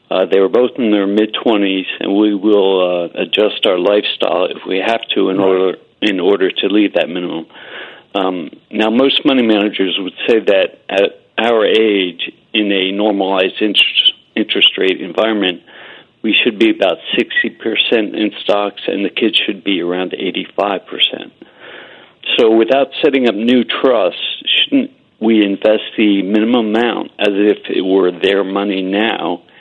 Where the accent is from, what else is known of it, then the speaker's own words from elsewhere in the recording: Summit, New Jersey, United States; also born or lived in Plymouth Meeting, Pennsylvania; now in Virginia, United States; I'm from Virginia. Uh, I was born in Plymouth Meeting, and uh, I was actually raised in Summit.